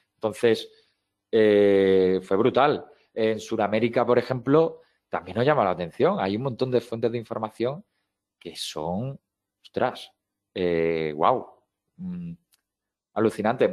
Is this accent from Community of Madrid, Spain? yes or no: no; Seville, Andalusia, Spain; soy de Sevilla